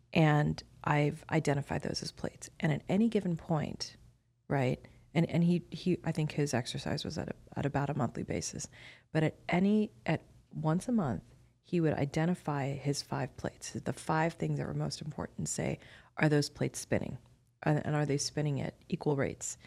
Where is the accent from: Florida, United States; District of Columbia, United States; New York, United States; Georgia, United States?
Florida, United States; Miami; I'm ethnically Indian, but I was born and raised in Miami, Florida